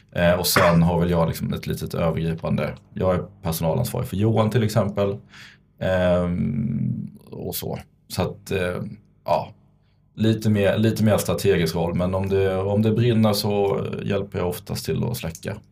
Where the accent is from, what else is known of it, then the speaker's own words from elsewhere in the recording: Vinslöv, Skåne, Sweden; moved away; född och uppvuxen i Vinslöv, en liten håla nere i Skåne, utanför Kristianstad.